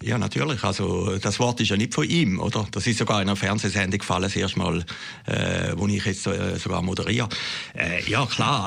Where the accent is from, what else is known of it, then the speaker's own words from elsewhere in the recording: near Schaffhausen, Switzerland; in meinem äh, Leitblatt in den Schaffhausen Nachrichten gestern, dass der Regierungspräsident, der ist mit mir noch in die Schule gegangen